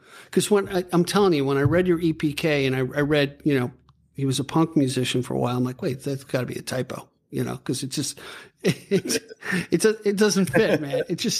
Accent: Long Island, New York, United States; I'm from Long Island, so, you know, it's all suburbia, and, you know, you kind of think of it's a big town

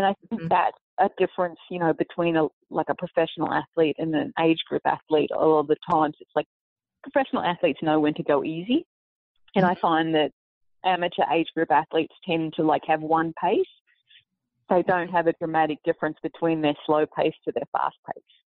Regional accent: Sydney, New South Wales, Australia; moved away as an adult; now in United States; Sydney, basically my hometown.

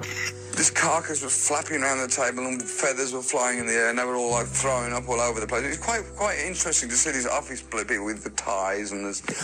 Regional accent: Birmingham, West Midlands, United Kingdom; I was born in Aston, Birmingham.

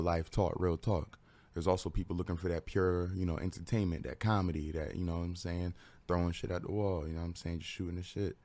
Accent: Bridgeport, Connecticut, United States; moved away as an adult; now in Waterbury, United States; I was born in Bridgeport, Bridgeport Hospital

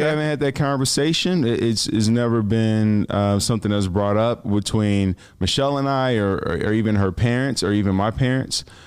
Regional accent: Chicago, Illinois, United States; I'm from Chicago

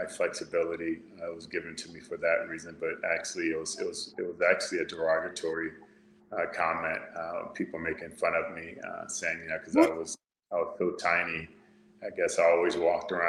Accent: Fresno, California, United States; I was born in Fresno, California

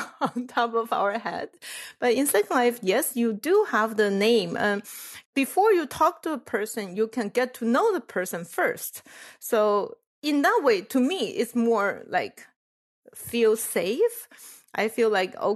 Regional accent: Taiwan; moved away as an adult; also born or lived in Illinois, United States; I was from Taiwan, and Taiwan is pretty monoculture, like everything is Chinese and we all look the same.

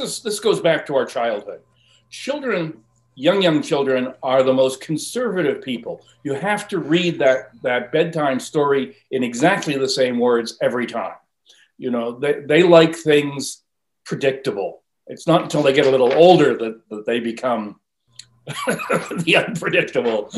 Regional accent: Vancouver, British Columbia, Canada; accent: South Vancouver; Pardon my South Vancouver accent there.

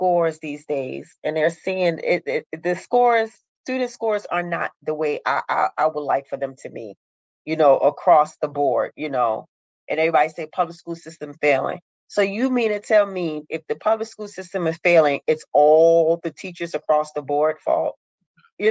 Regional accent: Baltimore, Maryland, United States; I'm from Baltimore, Maryland

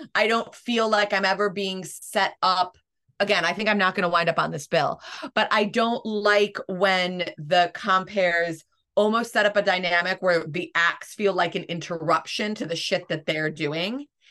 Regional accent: United States

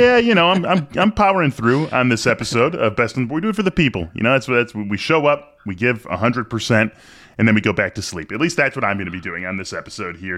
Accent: Chicago, Illinois, United States; I live in Chicago. I'm from Chicago

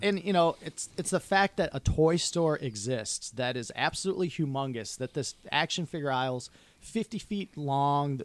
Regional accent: Detroit, Michigan, United States; growing up in Southwest Detroit

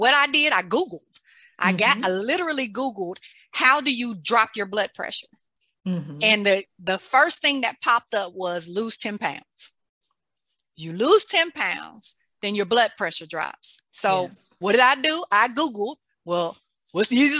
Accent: Mississippi, United States; I grew up in Mississippi

